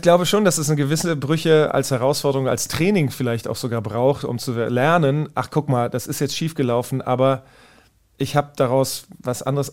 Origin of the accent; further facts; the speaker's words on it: Wiesbaden, Hesse, Germany; moved away as an adult; ich bin in Wiesbaden geboren, in äh, Wiesbaden aufgewachsen